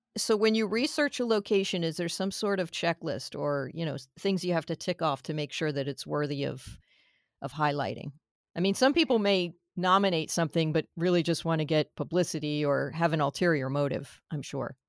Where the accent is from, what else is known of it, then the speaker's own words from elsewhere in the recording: South Florida, United States; I'm a native, and I always lived in my own little South Florida pocket